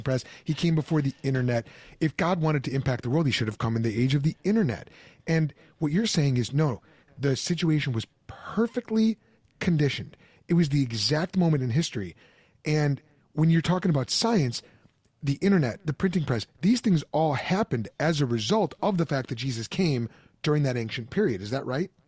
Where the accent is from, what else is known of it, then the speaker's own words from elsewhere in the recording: suburb of Chicago, Midwest, Illinois, United States; moved away as an adult; also born or lived in Pennsylvania; growing up in the Midwest, uh, mid-sized suburb of Chicago